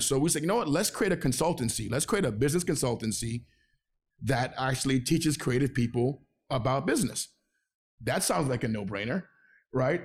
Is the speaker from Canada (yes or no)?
no; Venezuela; also born or lived in Flatbush, Brooklyn, New York; now in New York, United States; I was born in Venezuela. I'm Venezuelan.